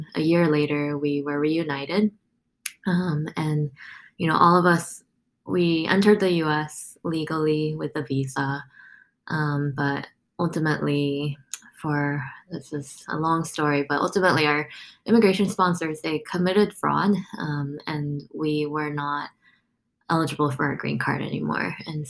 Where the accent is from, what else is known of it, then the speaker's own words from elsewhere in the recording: South Korea; born there; But to tell you a little bit about my story, I was born in South Korea.